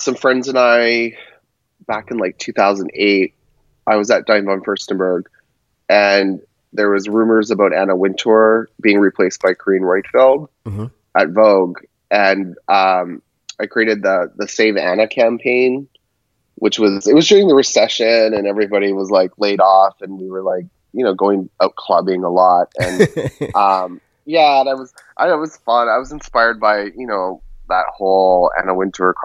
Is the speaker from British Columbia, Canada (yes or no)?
yes; Vancouver, British Columbia, Canada; born or raised there; moved away as an adult; also born or lived in New York, United States; now in Los Angeles, United States